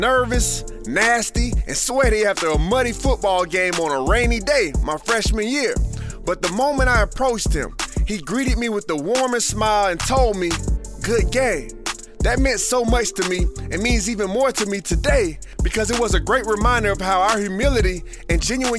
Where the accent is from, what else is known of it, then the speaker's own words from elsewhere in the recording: South Florida, United States; Now, growing up in South Florida